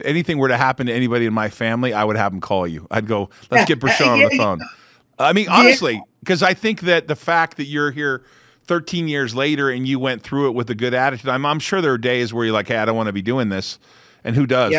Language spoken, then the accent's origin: English; Orange County, California, United States; moved away as an adult; where I grew up there in Orange County